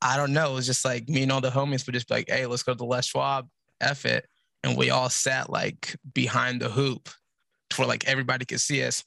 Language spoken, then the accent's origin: English; Portland, Oregon, United States; moved away as an adult; now in Los Angeles, United States; I'm from Portland, Oregon, born and raised. I live in Los Angeles now.